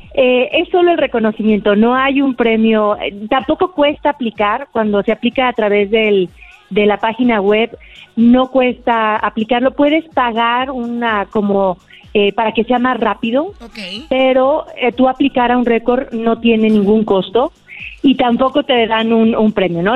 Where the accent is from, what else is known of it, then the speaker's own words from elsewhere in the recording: Aguascalientes, Mexico; soy de Aguascalientes